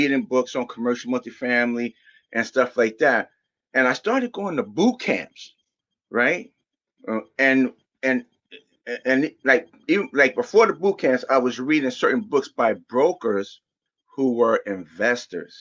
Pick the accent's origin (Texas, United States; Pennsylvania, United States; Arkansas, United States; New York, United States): New York, United States; New York City; moved away as an adult; now in New Jersey, United States; I was born in Brooklyn, New York.